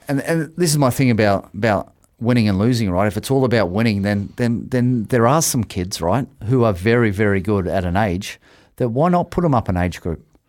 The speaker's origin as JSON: {"language": "English", "country": "Australia", "tie": "born or raised there", "moved": "yes", "lives_now": "Auckland, New Zealand", "said": "I was fifty-five kilos playing first fifteen in Australia"}